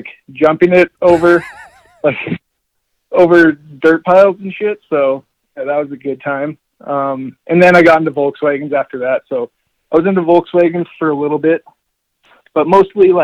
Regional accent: Airdrie, Alberta, Canada; also born or lived in Yellowknife, Northwest Territories; I'm from a little town called Airdrie, Alberta, in Canada. It's about 15 minutes north of Calgary, Alberta. I was born in Yellowknife, Northwest Territories.

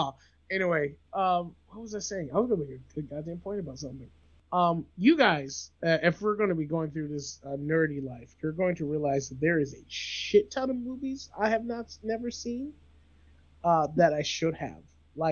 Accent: the American South, United States; I'm also from the American South.

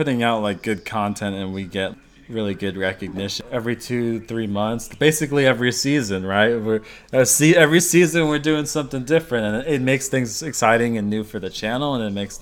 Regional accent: United States; being an American

